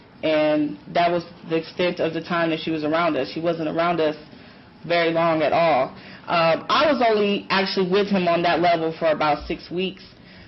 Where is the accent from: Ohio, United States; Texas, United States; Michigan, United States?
Michigan, United States; Detroit; From Chicago, I'm from Detroit.